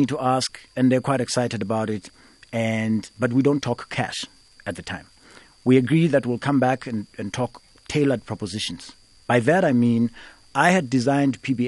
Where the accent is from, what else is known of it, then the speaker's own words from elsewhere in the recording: Eastern Cape, South Africa; I come from the Eastern Cape.